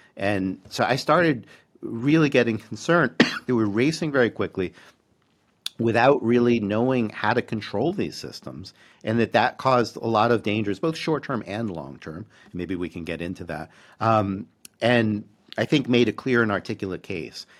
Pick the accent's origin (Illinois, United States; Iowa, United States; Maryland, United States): Maryland, United States; Baltimore; moved away as an adult; also born or lived in Massachusetts / New York; now in Vancouver, Canada; I grew up in Baltimore and then moved to New England for college and grad school and that first faculty job.